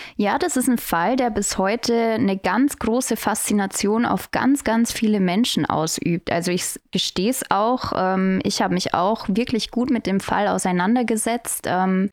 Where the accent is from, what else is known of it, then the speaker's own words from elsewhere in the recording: Tirschenreuth district, Bavaria, Germany; im Landkreis Tirschenreuth und das ist meine Heimat